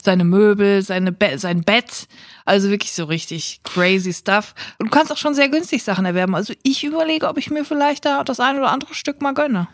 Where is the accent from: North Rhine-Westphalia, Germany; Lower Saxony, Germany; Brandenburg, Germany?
North Rhine-Westphalia, Germany; Siegerland; now in Cologne, Germany; ich komme aus dem Siegerland